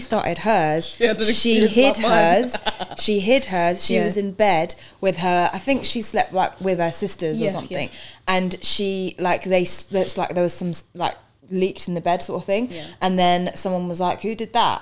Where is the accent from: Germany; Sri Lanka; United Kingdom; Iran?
United Kingdom; London; also born or lived in Barnet, North London; I grew up in East London.